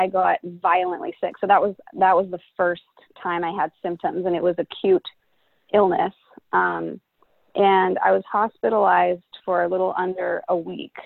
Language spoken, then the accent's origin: English; Corte Madera, California, United States; also born or lived in Los Angeles, California; I've been here my whole life. I actually grew up here.